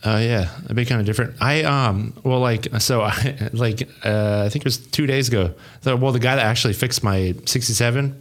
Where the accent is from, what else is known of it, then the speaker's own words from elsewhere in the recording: Montana, United States; also born or lived in Troy, Ohio; now in Ohio, United States; I'm originally from Montana